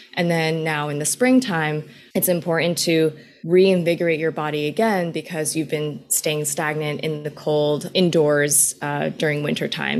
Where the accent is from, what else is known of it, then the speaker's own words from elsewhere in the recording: New York City, New York, United States; I was born in New York City. My parents worked in New York City for their entire lives. And so I've really just kind of grown up in the Queens area when I was really young and pretty much kind of stayed within the tri-state area for most of my life